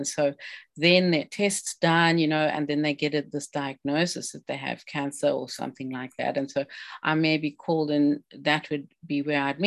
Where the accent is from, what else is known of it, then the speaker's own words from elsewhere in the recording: South Africa; now in British Columbia, Canada; I'm an immigrant. I'm a South African originally